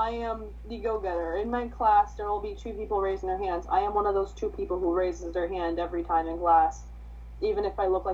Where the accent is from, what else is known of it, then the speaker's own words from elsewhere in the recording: New York, United States; We're from New York